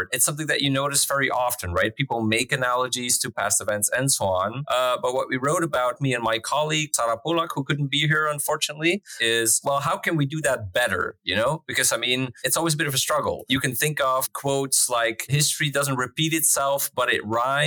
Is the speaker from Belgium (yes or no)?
yes; Flanders, Belgium; moved away as an adult; now in Netherlands; I'm from Belgium. I grew up there. I had my education there